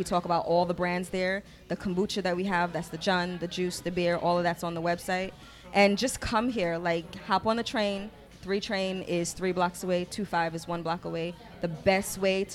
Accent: New York City, New York, United States; I'm from Queens too

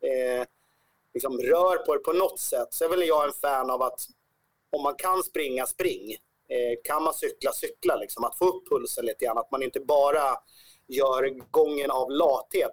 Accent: Sweden; vår chans som svenskar

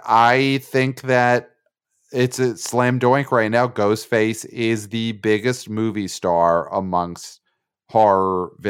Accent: outside Pittsburgh, Pennsylvania, United States

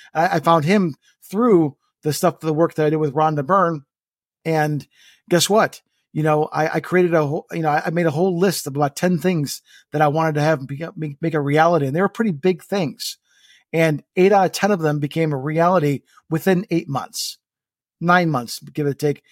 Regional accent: Estonia; moved away; my home country, which is Estonia

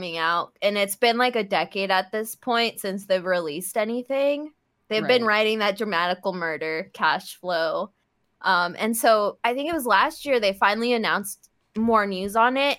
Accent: United States; as an American

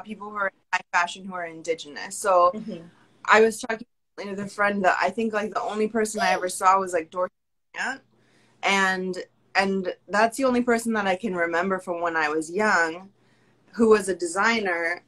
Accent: Pacific Northwest, United States; moved away as an adult; now in Brooklyn, New York, United States; I'm originally from the Pacific Northwest

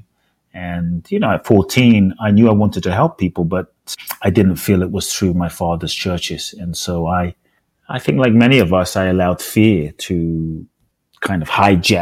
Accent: London, United Kingdom; also born or lived in Ghana; now in United States; I was born in Ghana, West Africa. My father's from Ghana. My mother's Japanese. I grew up in London. I live in the US.

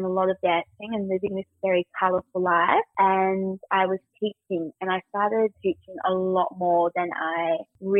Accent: Newcastle, New South Wales, Australia; I grew up in Newcastle

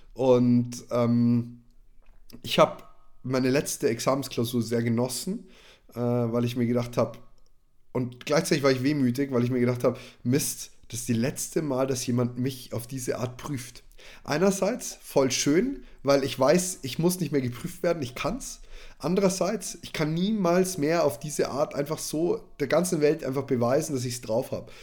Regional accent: Neumarkt in der Oberpfalz, Bavaria, Germany; bei uns in Neumarkt

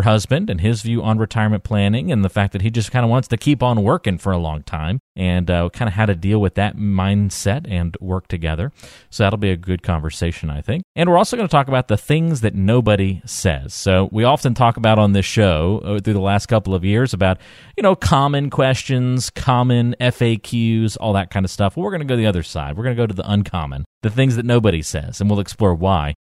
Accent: North Carolina, United States; I grew up in North Carolina, but my parents are, uh, are from New Jersey

